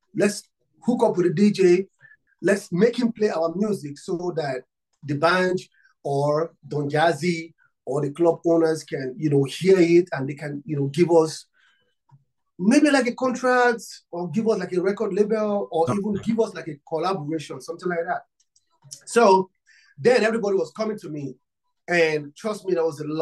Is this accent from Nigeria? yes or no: yes; Nigeria; I'm from Africa, Nigeria. I'm from Nigeria